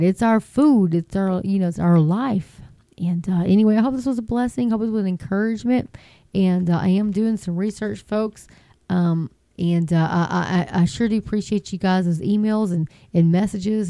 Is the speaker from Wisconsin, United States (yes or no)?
no; Texas, United States; I'm from Texas. We're kind of slow